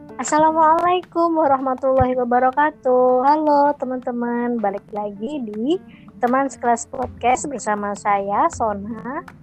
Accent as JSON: {"language": "Indonesian", "region": "Java", "country": "Indonesia", "said": "aku orang Jawa yang sehari-hari ngomong bahasa Jawa"}